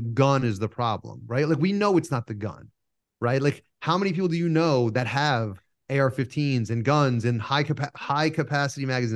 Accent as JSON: {"language": "English", "region": "New York", "country": "United States", "tie": "born or raised there", "said": "I was just born inconveniently in the North"}